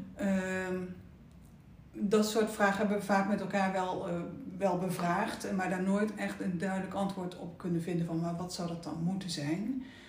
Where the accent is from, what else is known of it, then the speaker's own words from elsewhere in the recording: Oosterbeek, Gelderland, Netherlands; moved away; ik ben opgegroeid in Oosterbeek. Nou, mooi, mooi groen dorp. Eh, eh, ik heb school zitten in Arnhem